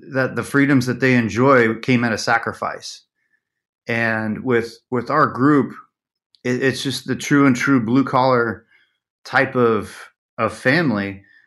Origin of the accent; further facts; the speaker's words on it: Las Vegas, Nevada, United States; growing up in Vegas